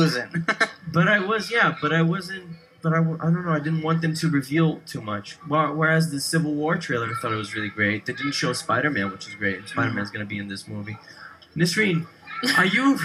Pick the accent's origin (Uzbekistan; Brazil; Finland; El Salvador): Brazil; moved away; I grew up in Brazil